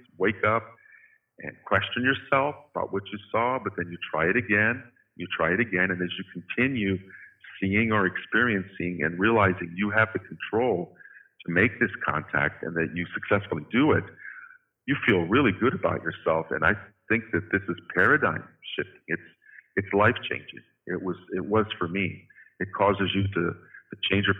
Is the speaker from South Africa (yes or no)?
no; Midwest, United States; also born or lived in Fort Wayne, Indiana; when I grew up in the Midwest in the 60s and 70s